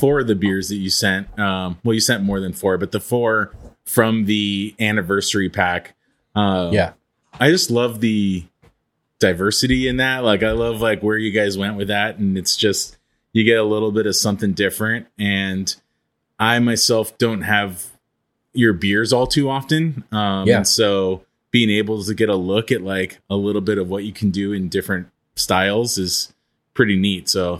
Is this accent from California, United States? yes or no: yes; Los Angeles, California, United States; So I even though I was born and raised in Los Angeles, I am not a South Bay guy.